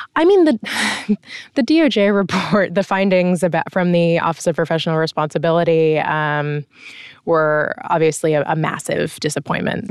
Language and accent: English; United States; as an American